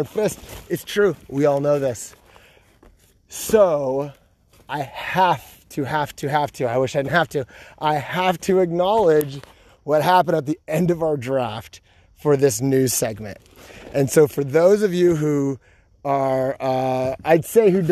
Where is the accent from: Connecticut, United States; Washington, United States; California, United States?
California, United States; moved away as an adult; now in Georgia, United States; I'm from California and we say you guys in California